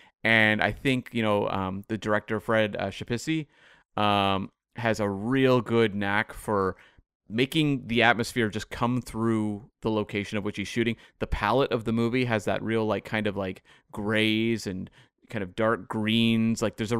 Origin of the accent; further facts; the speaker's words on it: Bowen Island, British Columbia, Canada; which is, of course, in my hometown of, it's Bowen Island, which is about an hour away from where I am now.